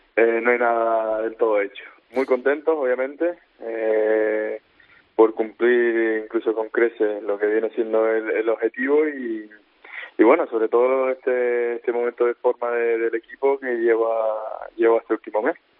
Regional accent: Spain; moved away as an adult; now in Newcastle, United Kingdom

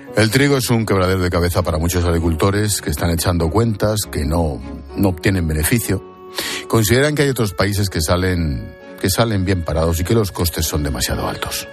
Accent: Madrid, Community of Madrid, Spain; como madrileño

